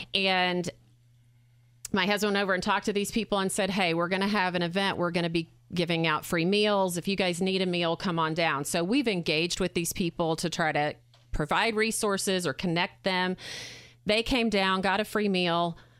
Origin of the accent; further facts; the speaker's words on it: Arkansas, United States; moved away as an adult; now in Indiana, United States; I'm from Arkansas.